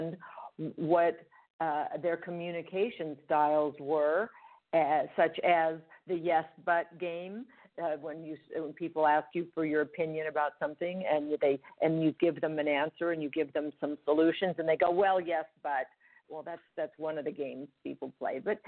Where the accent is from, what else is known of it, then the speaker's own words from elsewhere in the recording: Los Angeles, California, United States; also born or lived in Switzerland; I'm a homegrown LA girl, born and raised in Los Angeles, California